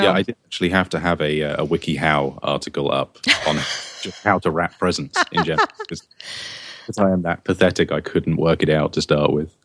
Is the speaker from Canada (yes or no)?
no; England, United Kingdom; now in United States; I'm an Englishman, but I live in America now